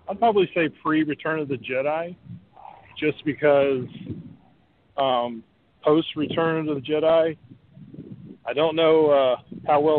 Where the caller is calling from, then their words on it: Orlando, Florida, United States; Hey, guys … from Orlando.